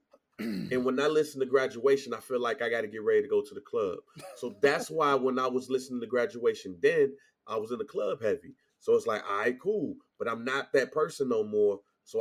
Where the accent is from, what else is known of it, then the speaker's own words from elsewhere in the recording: St. Louis, Missouri, United States; I'm from St. Louis